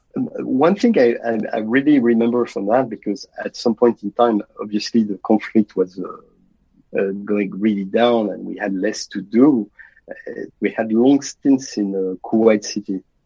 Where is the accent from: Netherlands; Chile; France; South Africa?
France; moved away; I was raised with my uh, two younger sisters in a middle class family in France.